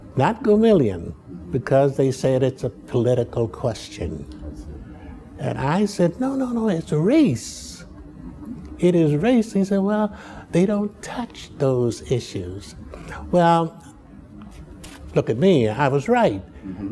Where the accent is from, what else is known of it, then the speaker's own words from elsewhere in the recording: Chicago, Illinois, United States; also born or lived in Muskogee, Oklahoma; But I was bred in Southside Chicago.